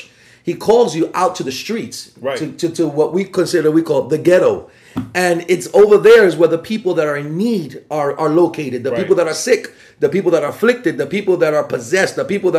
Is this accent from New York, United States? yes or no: yes; New York City, New York, United States; Born and raised in the Bronx